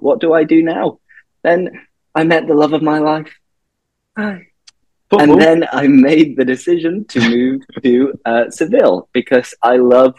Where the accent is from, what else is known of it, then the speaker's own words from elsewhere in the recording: Leeds, Yorkshire and the Humber, United Kingdom; I am 30 years old. So I'm the baby of the pod. I'm from Leeds, from Yorkshire, but I've lost a lot of my accent, to be honest.